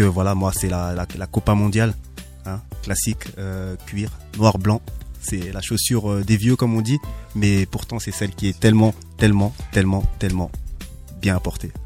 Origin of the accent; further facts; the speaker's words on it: Strasbourg, Grand Est, France; also born or lived in Bischheim; j'ai vécu au Gerbaden à, à Bischheim. Donc je suis un mec disons entre guillemets de quartier. j'ai grandi au Neuf et puis j'ai vécu également à l'Elzo.